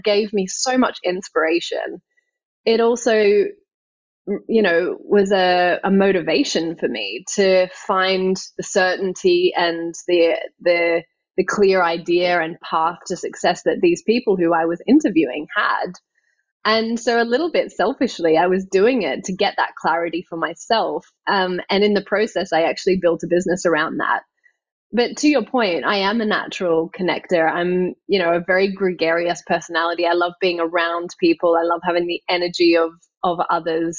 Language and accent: English; Australia; moved away as an adult; now in London, United Kingdom; growing up in Australia